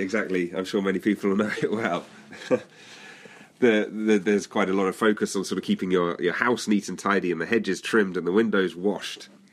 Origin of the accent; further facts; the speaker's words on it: United Kingdom; moved away as an adult; now in Netherlands; as you may be able to hear, I'm British by birth. I, but I moved to live in the Netherlands about seven or eight years ago